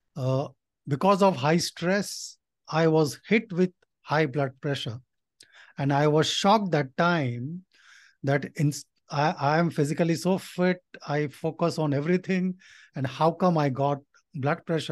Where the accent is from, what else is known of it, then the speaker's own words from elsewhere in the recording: India; my dad came to India from Nepal. So he was a migrant and, uh, I was born in India